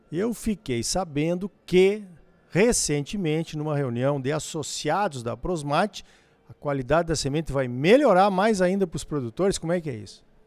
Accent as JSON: {"language": "Portuguese", "country": "Brazil", "said": "a gente é brasileiro"}